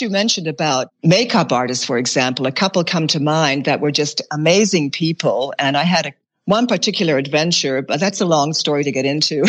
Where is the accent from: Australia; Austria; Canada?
Australia; Bunbury, Western Australia; moved away; I was born on the seacoast in Western Australia.